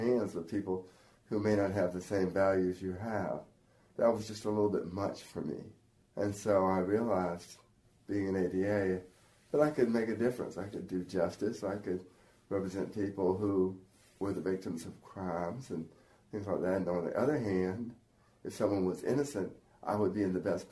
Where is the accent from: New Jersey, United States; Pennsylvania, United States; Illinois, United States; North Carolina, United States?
North Carolina, United States; Mount Olive; I grew up in Mount Olive.